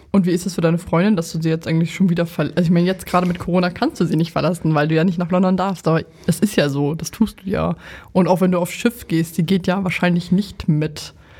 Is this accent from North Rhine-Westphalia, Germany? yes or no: no; Lower Saxony, Germany; moved away as an adult; also born or lived in Oldenburg; now in Berlin, Germany; ich komme ja aus Niedersachsen